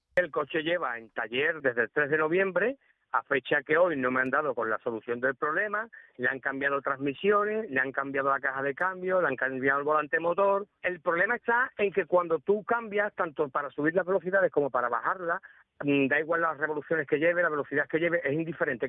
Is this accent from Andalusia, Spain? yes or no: yes; Utrera, Andalusia, Spain; mi pueblo, de Utrecht World